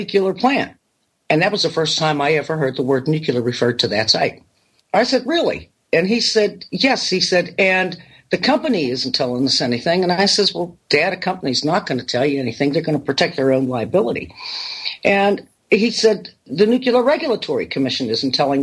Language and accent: English; Apollo, Pennsylvania, United States; Apollo, Pennsylvania. It was basically a really small town